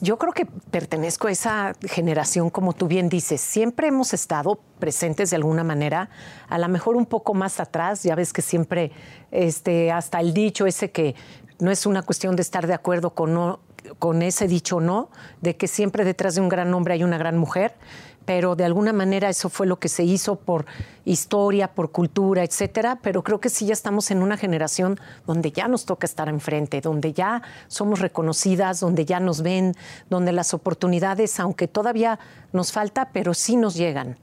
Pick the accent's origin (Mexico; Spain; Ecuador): Mexico; este orgullo que tenemos como mexicanos por tener nuestra cultura ancestral viva hoy en día